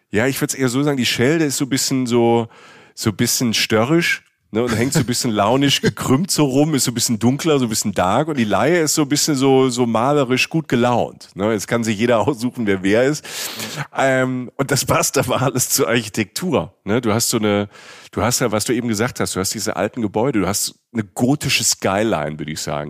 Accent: Germany

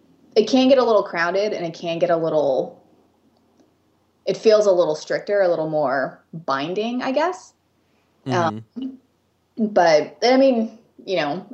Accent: Japan; accent: American; first language English; moved away as an adult; now in United States; So I was born and raised in Japan, and it moved to the U.S. until I was 18.

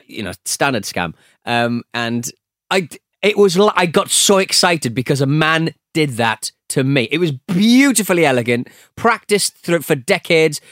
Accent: United Kingdom; a British polite gentleman

